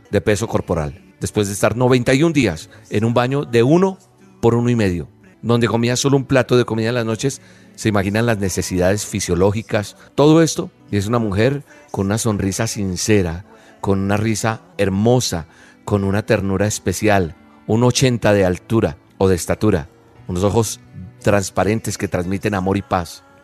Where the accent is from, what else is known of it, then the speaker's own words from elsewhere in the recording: Colombia; Hay otra persona que es de mi país, de Colombia, de donde soy oriundo, Natalia Ponce